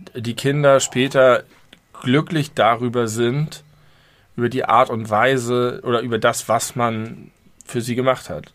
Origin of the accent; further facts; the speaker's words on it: Hamburg, Germany; ich habe mich immer sehr doll als Hamburger gefühlt